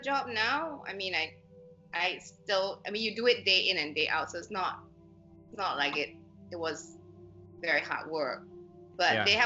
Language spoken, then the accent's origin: English; Singapore; I'm born and bred in Singapore